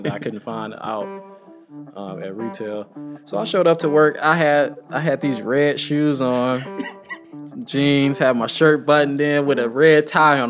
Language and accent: English; St. Louis, Missouri, United States; moved away as an adult; now in Baltimore, United States; in my hometown. We had the Mike Brown situation.